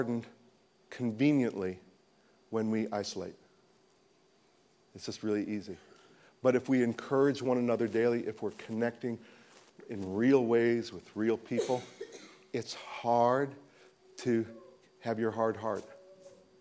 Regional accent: United States; I'm an American

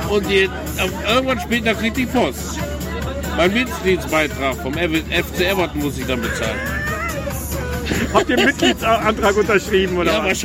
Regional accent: Bavaria, Germany; ich komme ursprünglich aus dem Reis, äh, so also Kreis Neuburg-Donau.

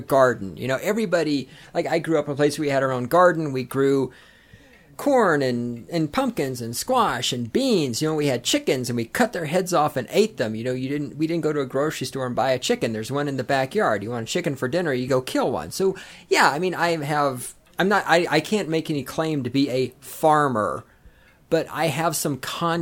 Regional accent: the South, Southern United States, United States; accent: Southern; now in Colorado, United States; I am a Southerner

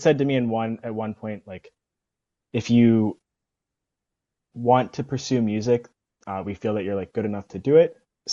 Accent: Bethel Park, Pennsylvania, United States; I'm from Bethel Park, Pennsylvania, which is a suburb outside of Pittsburgh. And the band program there actually starts in fourth grade

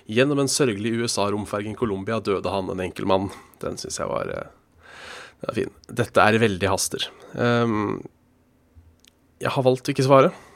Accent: Hønefoss, Buskerud, Norway; jeg er fra Hønefoss

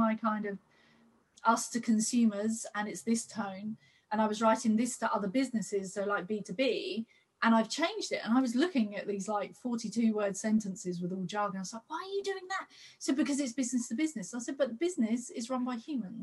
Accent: United Kingdom; here in Britain, maybe it's because we're British.

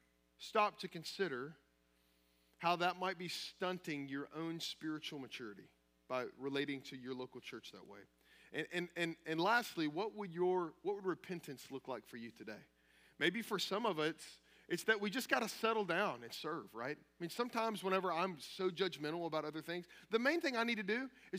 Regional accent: Kentucky, United States; I'm from Kentucky.

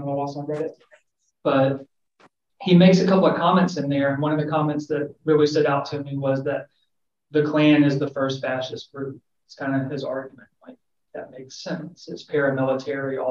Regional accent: the South, United States; somebody who's born and raised in the South

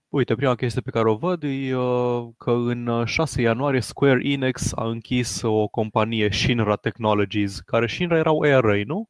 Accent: Transylvania, Romania; accent: Transylvanian; Scuzați-mi accentul ardelenesc

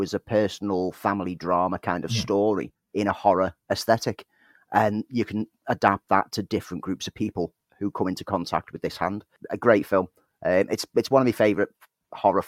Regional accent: Prescot, North West England, United Kingdom; moved away; I'm from Prescott

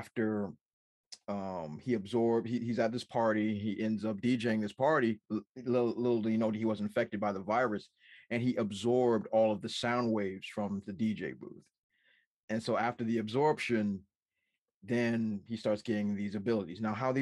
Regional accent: Washington, District of Columbia, United States; I'm from Washington, D.C. I forgot about that, but I'm from Washington, D.C.

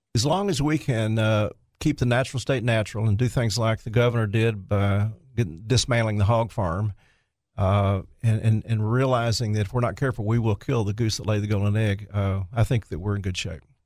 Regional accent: Jonesboro, Arkansas, United States; my hometown Jonesboro

